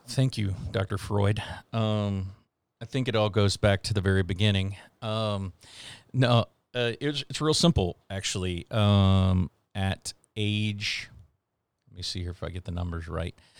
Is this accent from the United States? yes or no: yes; Houston, Texas, United States; moved away as an adult; also born or lived in Wyoming / Oklahoma / Seattle; I am originally from the Houston, Texas